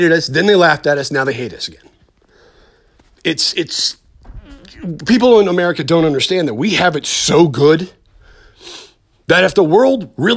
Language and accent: English; United States; as an American